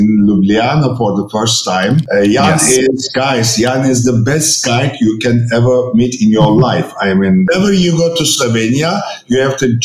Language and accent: English; Istanbul, Turkey; English is a second language; I'm coming from German high school in Istanbul, so German was my first foreign language